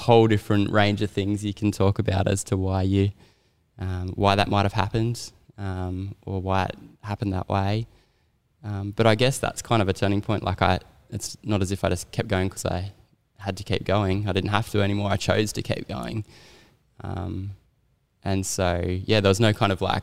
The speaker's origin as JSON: {"language": "English", "town": "Sydney", "region": "New South Wales", "country": "Australia", "tie": "born or raised there", "also_born_or_lived": "Townsville, Queensland", "said": "in year five, I moved back to Sydney from Townsville"}